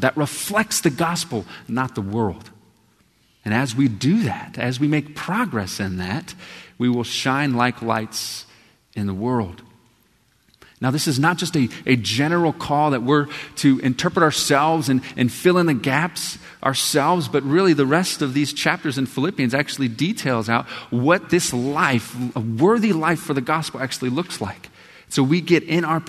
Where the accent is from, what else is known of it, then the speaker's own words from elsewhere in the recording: Texas, United States; when I grew up in Texas, every morning we would stand